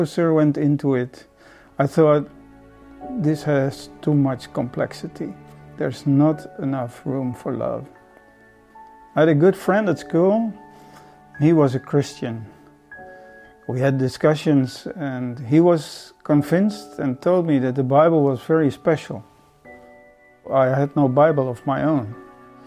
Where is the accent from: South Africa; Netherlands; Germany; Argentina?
Netherlands; I'm from Holland, from a Dutch Reformed family.